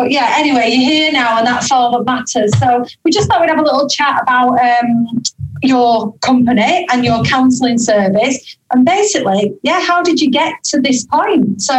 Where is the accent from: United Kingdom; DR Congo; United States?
United Kingdom; Littleborough, North West England; I got homesick. And I've never, ever felt homesick for Littleborough in my life.